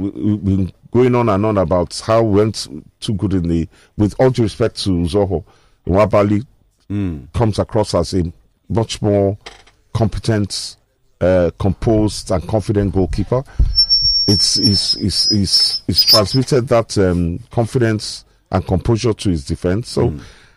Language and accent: English; Ibaroke, Nigeria; my hometown, Ibaroke